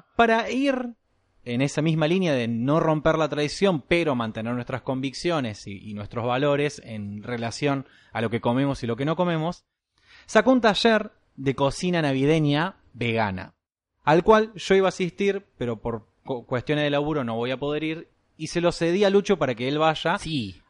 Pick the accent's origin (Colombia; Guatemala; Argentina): Argentina; soy argentino y el gaucho corre por mis venas